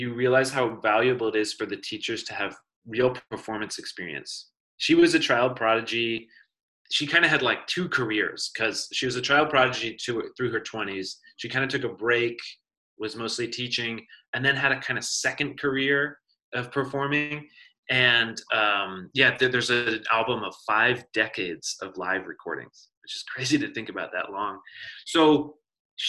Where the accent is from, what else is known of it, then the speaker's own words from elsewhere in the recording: San Francisco, California, United States; I grew up here in San Francisco